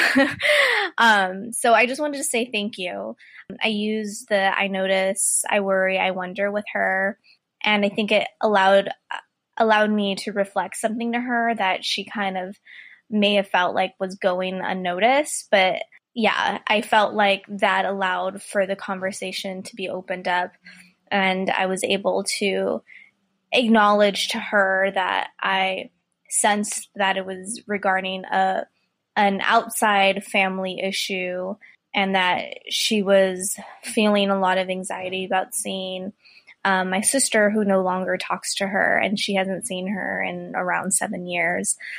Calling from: California, United States; I am calling from California

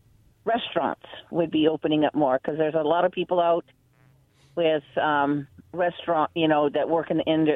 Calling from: Kennewick, Washington, United States

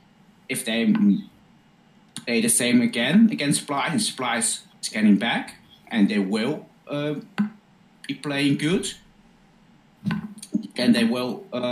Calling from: Netherlands; English is a second language; I'm from the Netherlands.

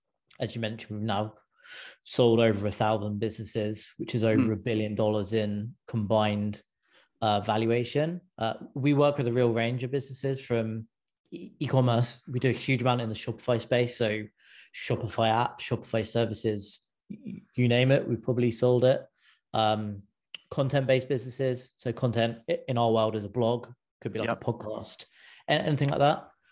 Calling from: California, United States; I'm in just outside San Francisco.

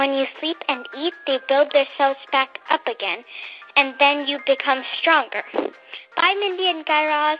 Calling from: Taiwan; I'm 8 years old. I'm in fourth grade, and I'm calling from Taiwan.

